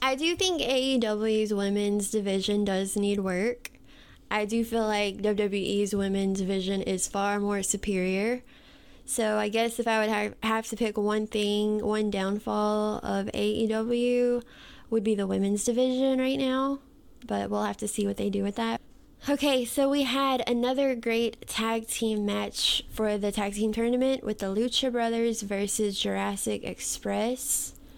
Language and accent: English; the South, United States; accent: Southern; we are from the South